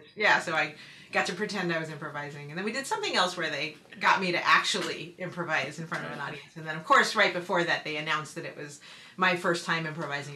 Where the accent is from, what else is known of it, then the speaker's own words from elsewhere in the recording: West Coast, United States; moved away as an adult; also born or lived in New England; I hadn't lived away from the West Coast up until I moved to New England